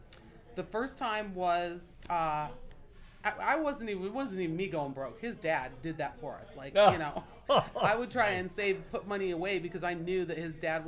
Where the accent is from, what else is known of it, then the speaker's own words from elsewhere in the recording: Ohio, United States; moved away; also born or lived in California; I was born and raised in Ohio. We moved to California. I was living in California when I was 15, 16.